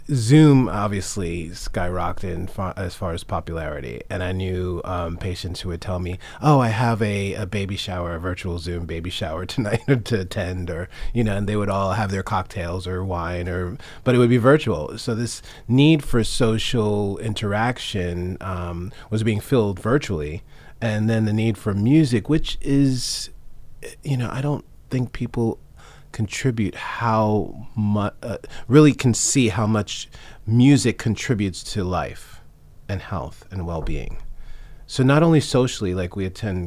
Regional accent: New York, United States; I grew up in New York

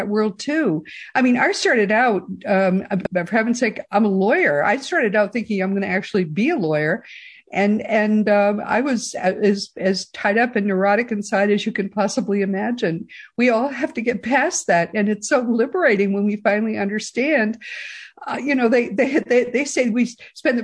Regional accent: Boston, Massachusetts, United States; moved away; we're from originally from the Boston area

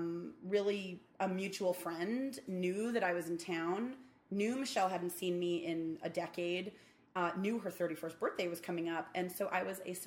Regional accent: New York City, New York, United States; I grew up in Midwood, in a very, very boring corner of Midwood. But I got to escape. I left New York alone.

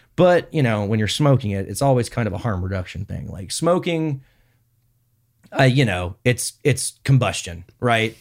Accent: Houston, Texas, United States; moved away as an adult; now in Medford, United States; I was born in Texas, and then my, and then my parents live in Houston.

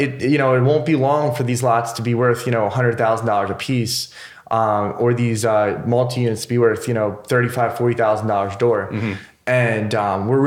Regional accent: about an hour west of Philly, Pennsylvania, United States; moved away as an adult; now in Philadelphia, United States; I grew up about an hour west of Philly, came here when I was 18.

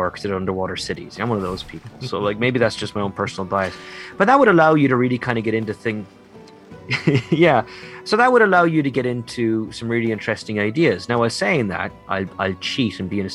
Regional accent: Ireland; I'm a proud Irish nationalist, and I'm very proud of being Irish

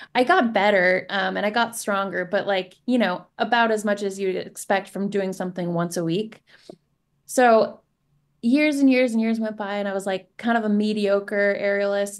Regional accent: Seattle, Washington, United States; growing up in Se-, in the Seattle area

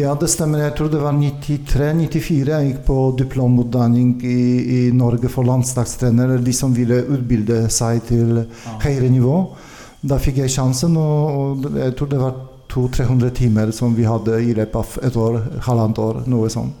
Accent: Konin, Greater Poland, Poland; Swedish is a second language; moved away as an adult; also born or lived in Gdansk, Poland; now in Norway; jag kommer från, från Polen och jag började i, i fäktundervisning i en by som är väldigt känd med sabelfäktning nu, Konin.

